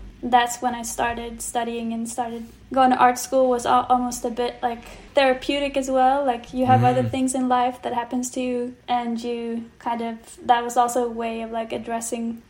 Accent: Malmö, Skåne, Sweden; moved away; also born or lived in Gothenburg, Sweden; I moved from Gothenburg to Malmo.

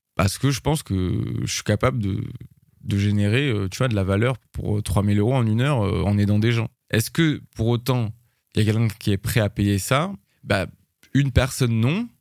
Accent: France; je suis français

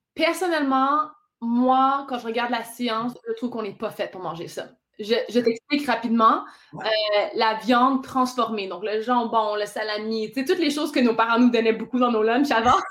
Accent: Ontario, Canada; je suis franco-ontarienne

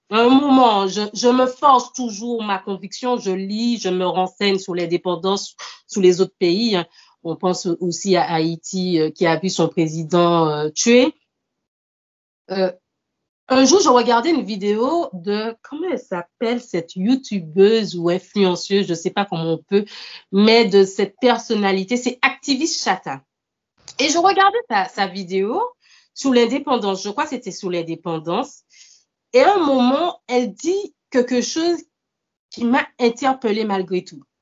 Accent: Martinique, France; Moi, je, je suis martiniquaise, mais on est quand même, on va tout le temps le répéter, mais c'est vrai, on est quand même euh

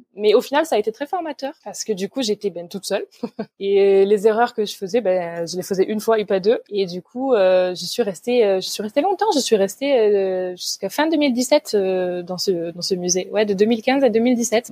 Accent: Provence-Alpes-Côte d'Azur, France; first language French; moved away as an adult; now in Bremerhaven, Germany; je suis née sur euh, la Côte d'Azur et j'ai grandi en Provence.

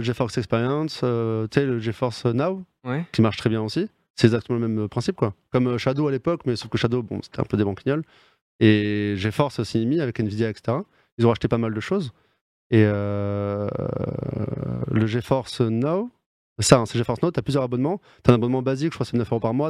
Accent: Bordeaux, Nouvelle-Aquitaine, France; je suis bordelais

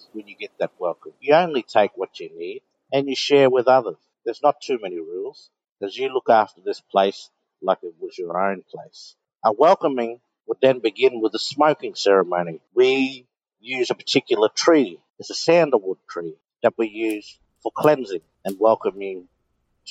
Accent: Rockhampton, Queensland, Australia; I was born in Rockhampton, born and bred here.

